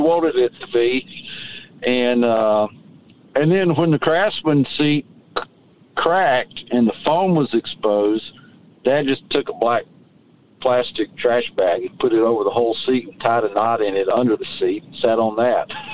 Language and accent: English; Hampton, Georgia, United States; my hometown of Hampton, Georgia